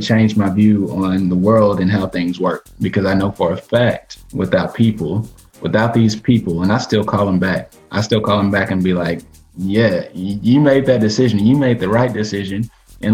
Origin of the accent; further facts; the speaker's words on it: Batesville, Arkansas, United States; moved away; Back in my hometown, Batesville, Arkansas